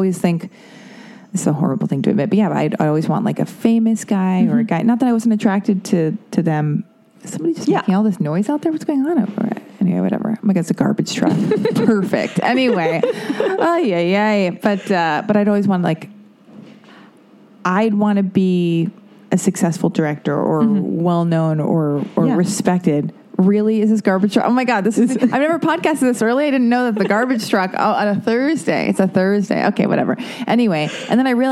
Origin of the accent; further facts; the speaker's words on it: Los Angeles, California, United States; Born and raised in Hollywood.